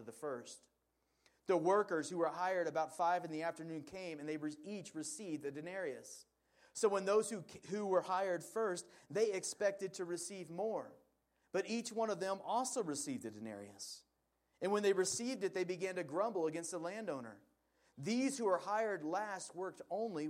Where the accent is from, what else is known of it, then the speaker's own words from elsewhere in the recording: Portland, Oregon, United States; now in Salt Lake City, United States; I grew up in Portland, Oregon